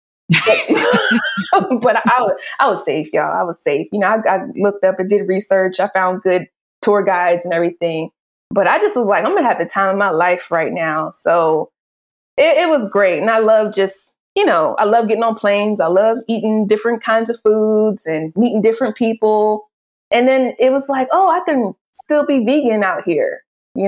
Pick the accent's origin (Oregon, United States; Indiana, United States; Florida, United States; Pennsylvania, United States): Pennsylvania, United States; Philadelphia; I'm from Philly